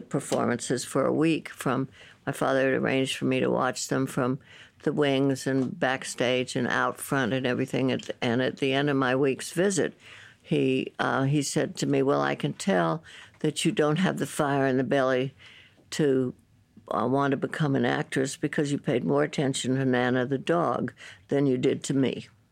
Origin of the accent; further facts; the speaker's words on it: San Francisco, California, United States; I grew up in San Francisco